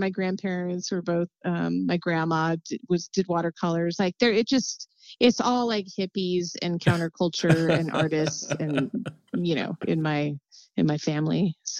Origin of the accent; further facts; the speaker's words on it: Los Angeles, California, United States; I grew up in Los Angeles. Both my parents were artists.